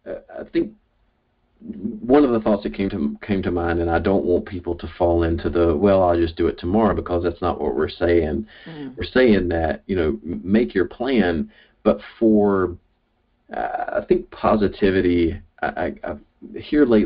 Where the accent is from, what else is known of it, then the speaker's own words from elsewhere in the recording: the South, United States; I'm from the South, and we speak in riddles and euphemisms and metaphors and stories